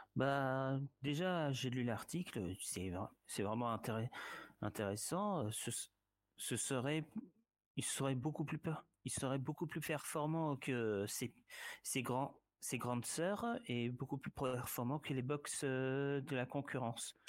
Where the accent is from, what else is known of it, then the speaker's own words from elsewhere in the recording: Orléans, Centre-Val de Loire, France; moved away; also born or lived in Cléry-Saint-André / south of France; mes années d'enfance à Orléans, à Orléans, Cléry-Saint-André aussi